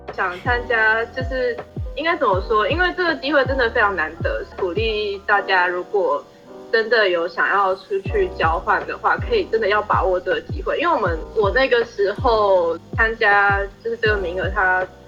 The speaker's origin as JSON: {"language": "Chinese", "country": "Taiwan", "said": "因为像我们台湾人的话，应该说我就我看到啊，比如说看到日本的同学，就大家会比较愿意去跟他主动去跟他做交流"}